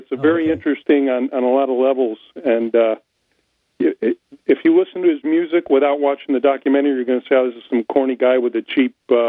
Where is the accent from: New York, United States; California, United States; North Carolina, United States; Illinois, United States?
Illinois, United States; Chicago; this is from my hometown